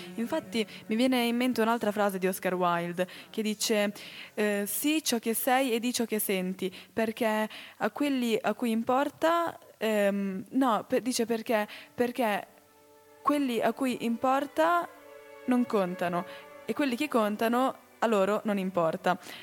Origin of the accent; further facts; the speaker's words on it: Valtellina, Lombardy, Italy; now in Switzerland; io ho sempre conosciuto il carnevale dalle mie parti in Valtellina come un carnevale per i bambini